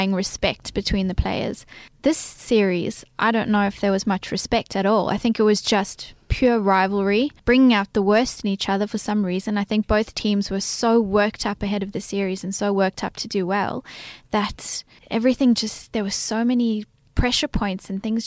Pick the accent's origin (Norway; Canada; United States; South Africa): South Africa; now in Australia; Growing up in South Africa